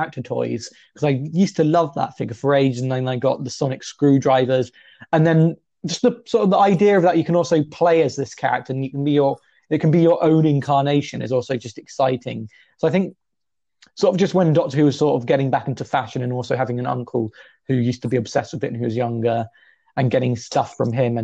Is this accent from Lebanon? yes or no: no; England, United Kingdom; I'm English